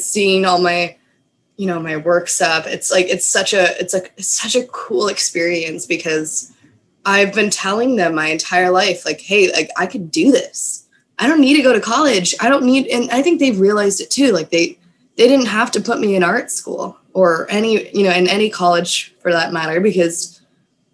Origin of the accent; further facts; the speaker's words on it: Austin, Texas, United States; I grew up in Austin